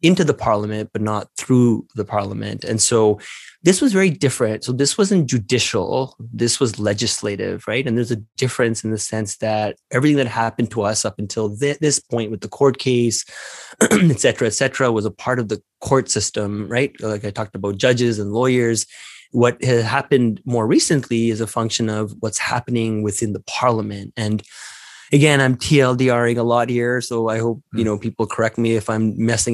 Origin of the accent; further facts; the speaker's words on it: Canada; I'm a Canadian